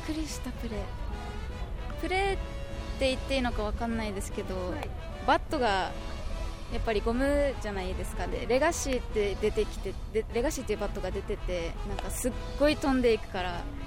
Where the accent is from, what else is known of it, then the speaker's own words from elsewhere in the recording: Yaese, Okinawa, Japan; 八重瀬町になります白川小学校